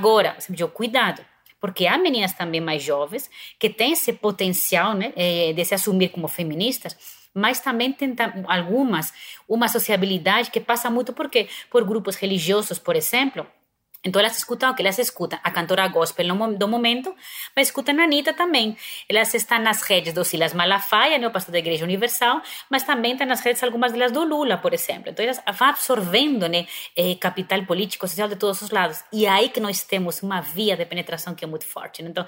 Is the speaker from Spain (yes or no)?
yes; Spain; Portuguese is a second language; now in Brazil; como eu sou espanhola